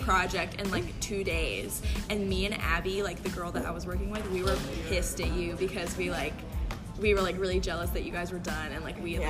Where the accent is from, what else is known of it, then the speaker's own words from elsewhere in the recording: Oklahoma, United States; we all found out we're from Oklahoma.